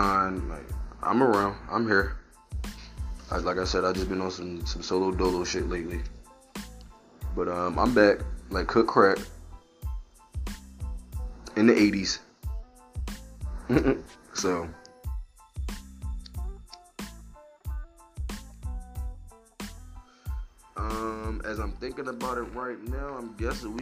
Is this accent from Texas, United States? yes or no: no; Philadelphia, Pennsylvania, United States; I'm from Philly